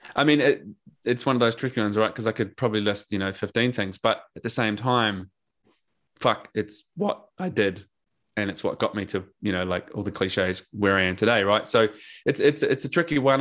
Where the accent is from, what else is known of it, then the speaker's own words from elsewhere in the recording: New Zealand; also born or lived in Drogheda, Ireland / Scotland / London; now in Australia; I'm a Kiwi